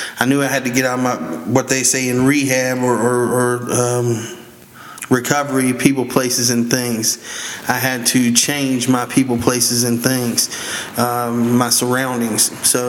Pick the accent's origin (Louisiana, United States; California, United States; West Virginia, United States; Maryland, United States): West Virginia, United States; I'm originally from West Virginia.